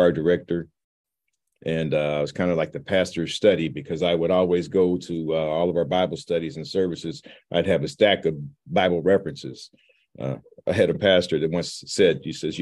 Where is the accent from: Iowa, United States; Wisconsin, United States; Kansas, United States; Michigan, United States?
Kansas, United States; Leavenworth; moved away as an adult; also born or lived in St. Joseph, Missouri; I'm born and raised in Kansas, Leavenworth, Kansas